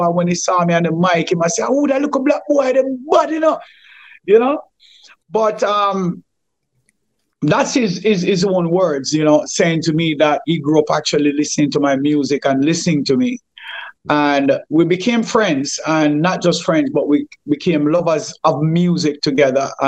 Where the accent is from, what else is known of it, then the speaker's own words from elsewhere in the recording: Kingston, Jamaica; me, Lukey, and Chilla was much closer because we grew up together in Firehouse mm. at King Tubby's and so on and so on.